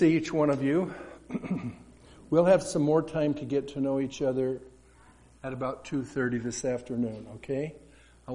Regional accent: Colorado, United States; moved away as an adult; also born or lived in Seattle area / Alberta; I grew up in Colorado on a dairy farm.

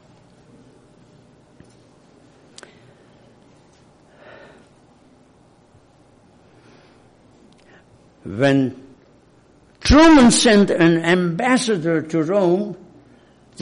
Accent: Hungary; accent: Hungarian; English is a second language; now in United States; I'm not American by birth, I'm Hungarian. Probably I don't have to prove it, you know it by my accent.

